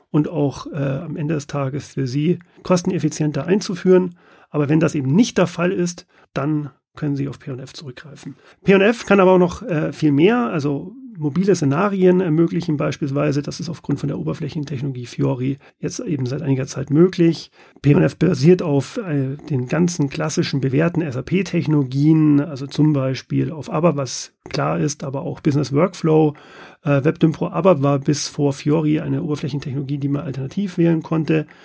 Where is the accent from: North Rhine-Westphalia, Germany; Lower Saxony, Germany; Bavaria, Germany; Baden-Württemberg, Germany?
Bavaria, Germany; Munich; Man hört es nicht, aber ich bin Münchner, bin hier im Münchner Head Office auch ansässig